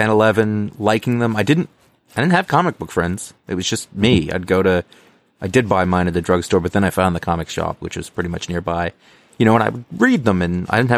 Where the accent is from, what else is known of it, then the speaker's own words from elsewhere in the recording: Maine, United States; I grew up in Maine